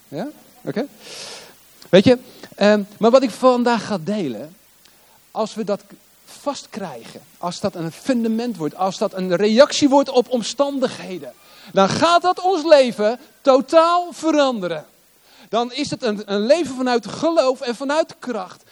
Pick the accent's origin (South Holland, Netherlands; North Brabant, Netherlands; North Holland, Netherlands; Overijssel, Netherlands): South Holland, Netherlands; Hoek van Holland; moved away as an adult; also born or lived in Rotterdam / The Hague; now in Limburg, Netherlands; ik ben geboren in Rotterdam. Ik ben geboren in Ommoord. In een flat in Ommoord. En eh, vervolgens verhuisden wij naar De Hoek. Hoek van Holland. En ik, heb, ik heb in Den Haag op school gezeten.